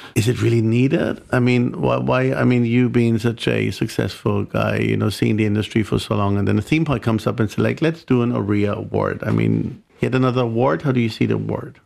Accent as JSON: {"language": "English", "country": "Germany", "said": "being German"}